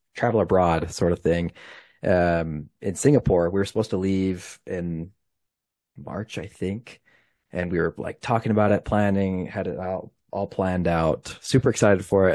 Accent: Utah, United States; I'm from Utah

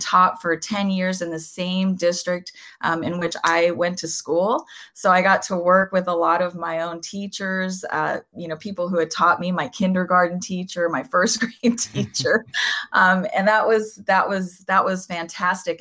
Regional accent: Southern California, United States; first language Spanish; English is a second language; I was born and raised in Southern California

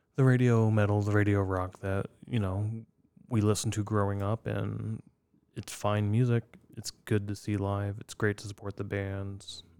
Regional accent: Iowa, United States; growing up in Iowa

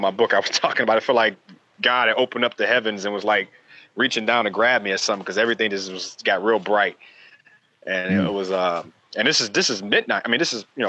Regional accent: Detroit, Michigan, United States; I grew up in Detroit

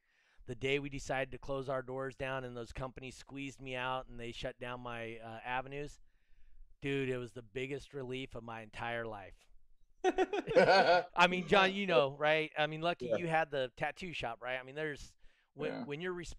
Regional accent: Reno, Nevada, United States; also born or lived in Los Angeles; I grew up in the Reno area between Reno and LA. Not the good parts. I grew up over by the fairgrounds over there off of Sutro.

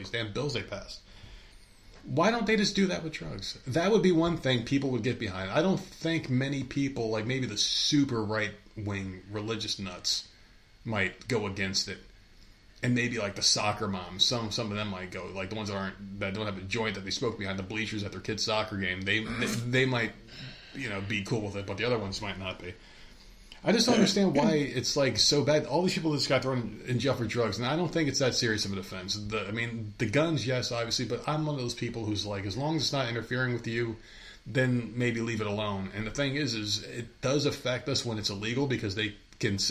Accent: Bridgewater, Middlesex County, New Jersey, United States; moved away; I was looking back at my old hometown to see what changed, because I was only a couple of years gone

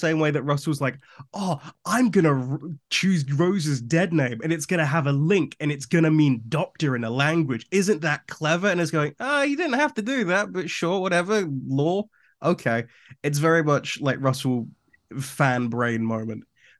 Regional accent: Cheltenham, South West England, United Kingdom; born there; It's like, no, I was born in Cheltenham, which...

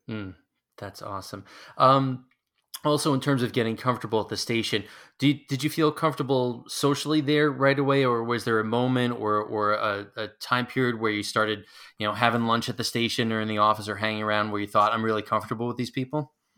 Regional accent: near Hofstra, New York, United States; I grew up near Hofstra

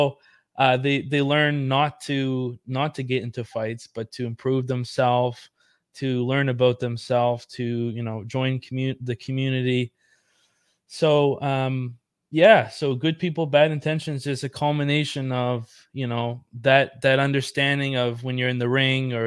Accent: Yarmouth, Nova Scotia, Canada; I'm from Yarmouth Town

